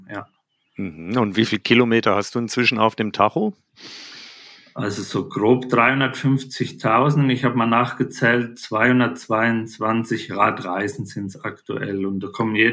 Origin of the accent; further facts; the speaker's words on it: Spessart, Germany; ich bin im Spessart aufgewachsen, am Fluss Main in der Mitte Deutschland